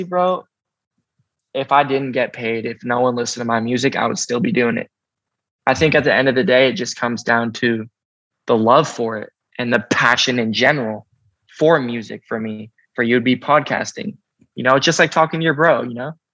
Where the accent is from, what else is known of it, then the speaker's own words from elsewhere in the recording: Seattle, Washington, United States; We're from Seattle together